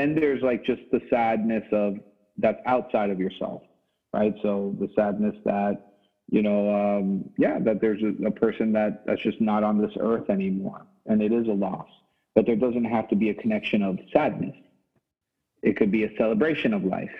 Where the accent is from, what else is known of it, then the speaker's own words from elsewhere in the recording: Miami, Florida, United States; me living in Miami and growing up in Miami